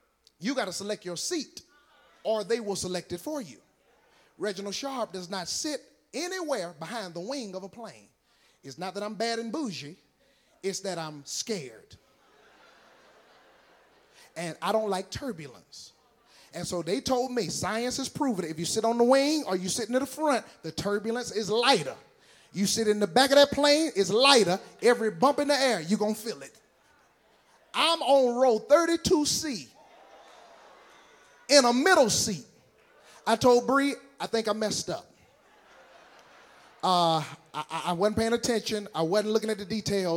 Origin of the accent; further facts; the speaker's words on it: Decatur, Georgia, United States; also born or lived in Lithonia, Georgia; I'm from Decatur, where it's greater, and Lithonia, where they own you